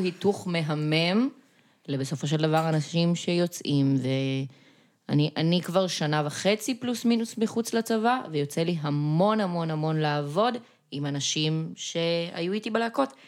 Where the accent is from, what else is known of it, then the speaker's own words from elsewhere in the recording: Gan Yavne, Central District, Israel; now in central Israel; במקור אני מגן יבנה.